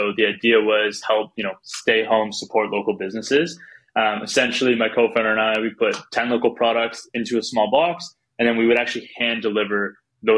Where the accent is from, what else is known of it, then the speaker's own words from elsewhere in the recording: Canada; So I'm from Canada.